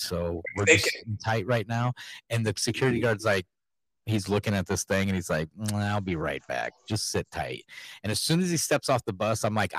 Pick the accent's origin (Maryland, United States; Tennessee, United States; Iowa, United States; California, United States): Iowa, United States; I'm from Iowa.